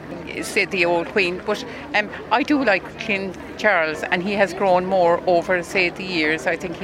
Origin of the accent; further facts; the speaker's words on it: County Cork, Munster, Ireland; I come from County Cork.